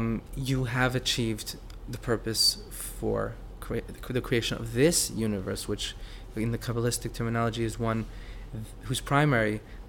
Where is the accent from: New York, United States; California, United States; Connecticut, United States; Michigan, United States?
Connecticut, United States; New Haven; New Haven, Connecticut.